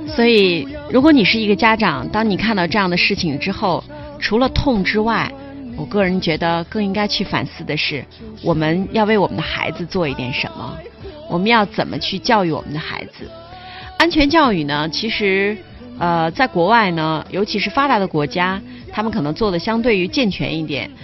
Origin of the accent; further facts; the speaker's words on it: Dalian, Liaoning, China; 对于我们大连人来说可能，呃，有一点伤痛哈